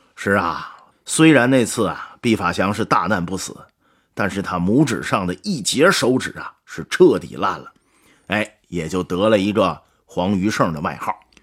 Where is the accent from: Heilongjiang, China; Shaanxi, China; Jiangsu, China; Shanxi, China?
Heilongjiang, China; 这鱼就是我老家黑龙江产的